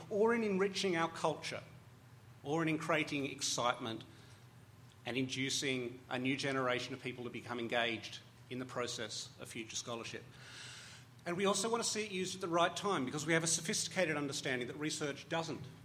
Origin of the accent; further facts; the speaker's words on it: Australia; as an Australian